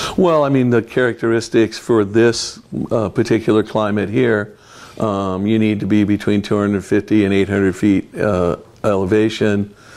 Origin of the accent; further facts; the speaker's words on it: Fresno, California, United States; moved away as an adult; also born or lived in Michigan; now in Oregon, United States; I grew up in Fresno, California